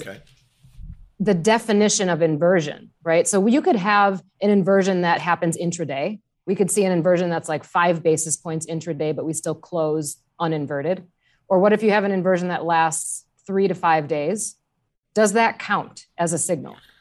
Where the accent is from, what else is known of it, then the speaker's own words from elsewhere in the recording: Wisconsin, United States; I grew up in Wisconsin.